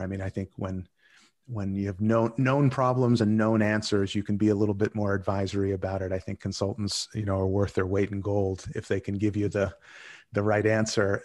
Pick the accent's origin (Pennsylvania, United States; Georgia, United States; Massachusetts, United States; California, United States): Massachusetts, United States; Boston; moved away as an adult; now in Netherlands; I was originally from Boston